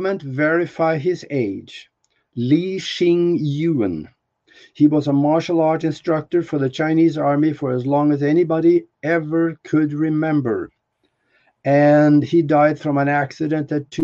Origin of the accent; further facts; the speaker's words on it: Norway; moved away; I'm from Norway